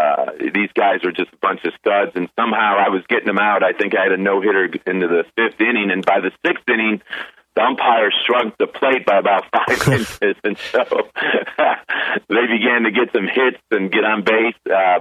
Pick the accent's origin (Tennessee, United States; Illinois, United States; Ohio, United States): Illinois, United States; Chicago; I grew up in Chicago